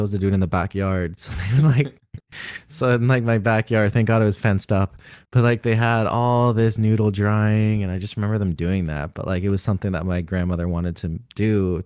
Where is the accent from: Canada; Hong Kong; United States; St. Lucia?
Canada; I was born in Canada, but my grandparents were born in India.